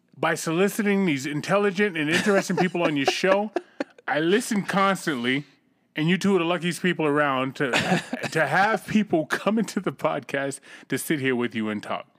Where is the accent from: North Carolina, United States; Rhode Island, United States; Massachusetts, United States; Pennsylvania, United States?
Massachusetts, United States; Boston; moved away; also born or lived in California; I grew up in Roxbury, Massachusetts.